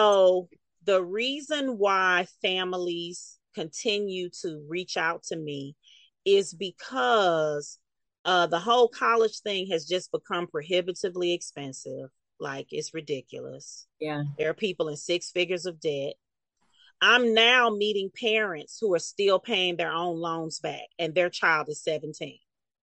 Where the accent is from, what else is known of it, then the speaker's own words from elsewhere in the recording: Meridian, Mississippi, United States; I'm 51. I was raised in Meridian, Mississippi. And if you recall about us born in the 70s, the parents weren't doing a whole lot of hand holding.